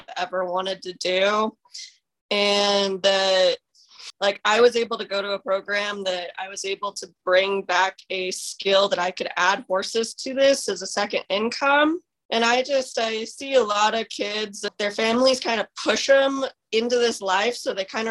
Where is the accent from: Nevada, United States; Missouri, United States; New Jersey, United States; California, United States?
Nevada, United States; Paradise Valley; I'm from Paradise Valley, Nevada